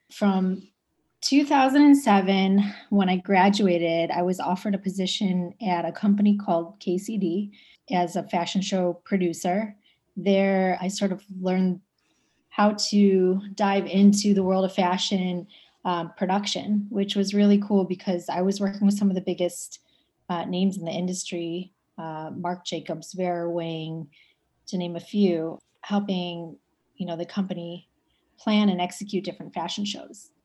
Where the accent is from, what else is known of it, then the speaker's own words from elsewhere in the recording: Cleveland, Ohio, United States; moved away as an adult; now in New York City, United States; I'm originally from Cleveland, Ohio.